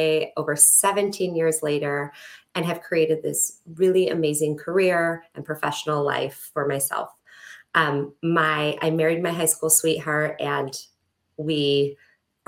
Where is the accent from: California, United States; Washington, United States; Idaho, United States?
California, United States; a suburb outside of Los Angeles; moved away; also born or lived in Arizona; I grew up in California in a suburb outside